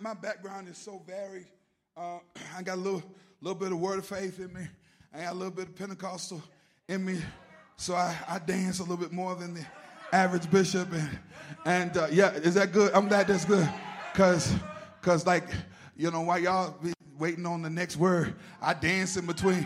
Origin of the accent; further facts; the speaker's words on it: North Carolina, United States; I'm from North Carolina